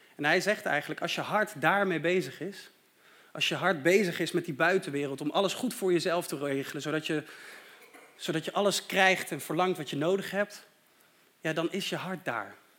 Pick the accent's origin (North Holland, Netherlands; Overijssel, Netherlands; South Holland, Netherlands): Overijssel, Netherlands; Deventer; moved away; Ik ben opgegroeid in Deventer en ook daar had ik een hele fijne kerk